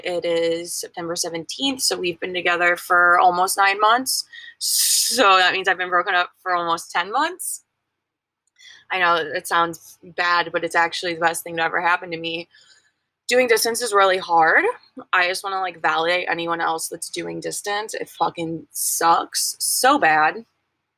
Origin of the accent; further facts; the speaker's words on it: Missouri, United States; moved away; I'm from Missouri.